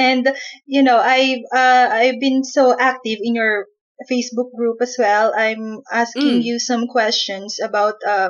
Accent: Philippines; I am from the Philippines

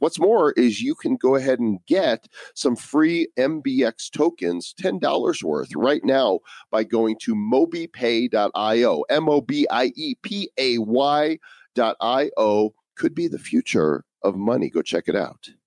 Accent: United States; growing up in America

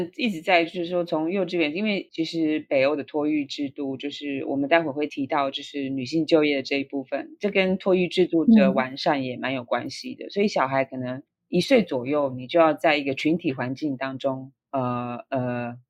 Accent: Taiwan; moved away as an adult; now in Norway; 我在台湾就是求学啊，甚至于求职的的呃之路都是非常顺利

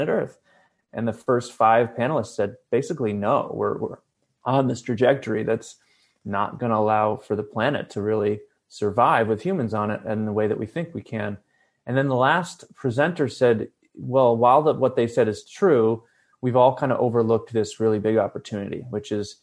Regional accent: Ithaca, New York, United States; now in Los Angeles, United States; I grew up in upstate New York, Ithaca

